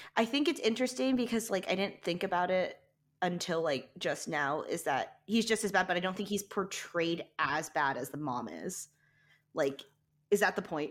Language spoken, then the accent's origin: English; Saudi Arabia; moved away; I was born, I was born in Saudi Arabia, so I was born in the middle of the desert.